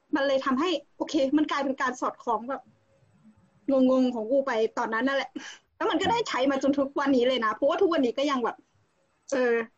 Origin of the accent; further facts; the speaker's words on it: Central Thailand, Thailand; also born or lived in Khon Kaen; เราเป็นคนภาคกลางใช่ไหมเราเราก็ไปเรียนขอนแก่นแล้วเราก็กลับมา